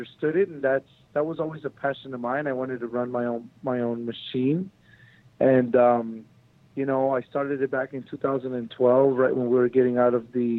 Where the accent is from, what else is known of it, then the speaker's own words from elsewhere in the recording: Long Beach, California, United States; also born or lived in Mexico / Compton; I came here to the United States when I was about a year and a half. Grew up in Long Beach in Compton.